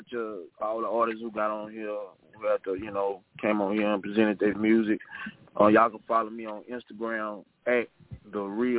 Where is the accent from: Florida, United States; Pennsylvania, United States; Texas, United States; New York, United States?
Texas, United States; Houston; I'm from Houston, Texas.